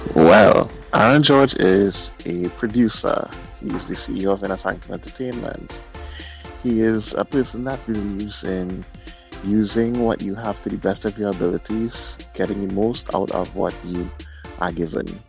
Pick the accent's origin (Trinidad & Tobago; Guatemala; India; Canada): Trinidad & Tobago; I'm also from Trinidad and Tobago, the south side, born Fortin.